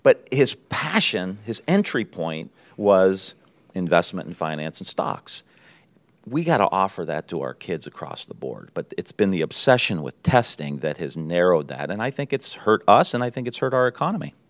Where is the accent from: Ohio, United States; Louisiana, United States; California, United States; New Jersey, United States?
Ohio, United States; Niles; I grew up in Niles. just outside of Youngstown